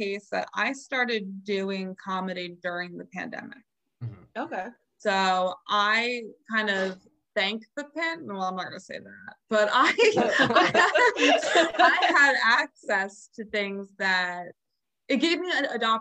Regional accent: New Jersey, United States; I'm a Jersey girl, born and raised.

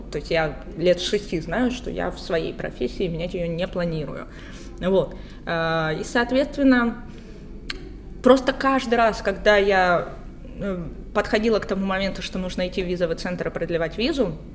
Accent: Ukraine; Слушайте, мне сейчас нравится говорить, что я грузинка, потому что я очень долго не говорила этого. А, позиционировала себя только как украинка

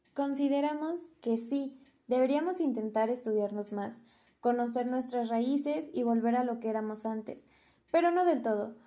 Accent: Mexico; Somos mexicanos por nacionalidad, somos mexicanos por historia

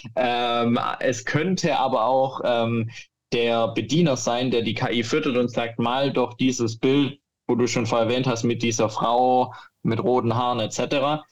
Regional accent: Germany; bei uns in Deutschland

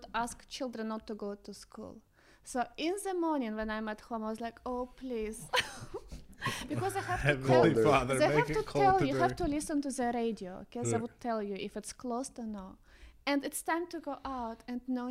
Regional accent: Russian Far East, Russia; moved away as an adult; also born or lived in Saipan; I'm from Russia, Far East

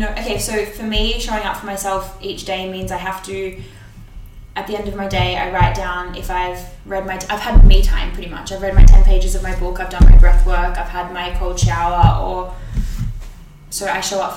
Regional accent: Byron Bay, New South Wales, Australia; now in Melbourne, Australia; I grew up in Byron

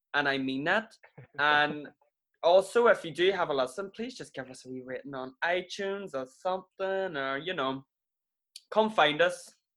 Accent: Ireland; moved away as an adult; now in Manchester, United Kingdom; an Irish person that moved to England five years ago

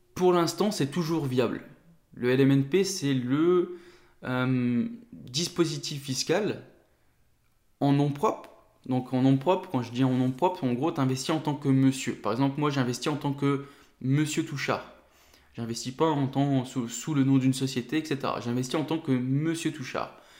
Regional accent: Nord, Hauts-de-France, France; now in Ain, France; j'habite dans l'Ain, mais je suis originaire du Nord

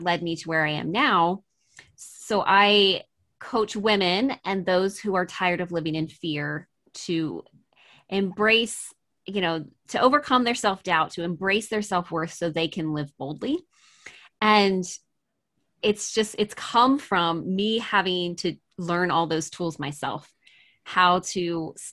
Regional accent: Maryland, United States; I am originally from Maryland in the US, mm-hmm. and which is on the East Coast. And I was actually born and raised in a fundamental Christian cult.

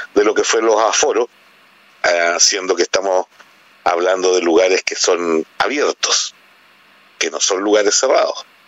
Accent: Chile; como buen chileno

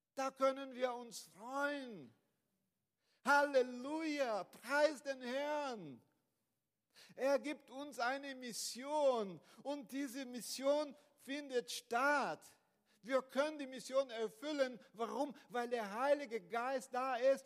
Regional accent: Brazil; German is a second language; moved away as an adult; now in Germany; ich komme aus Brasilien

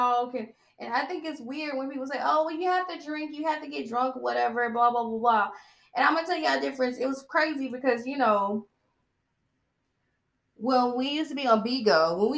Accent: Georgia, United States; I'm from Georgia

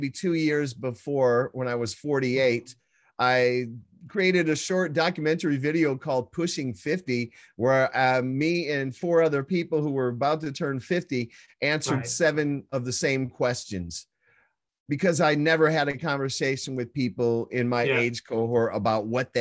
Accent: Midwest, United States; I was born and raised in the Midwest in a blue collar family

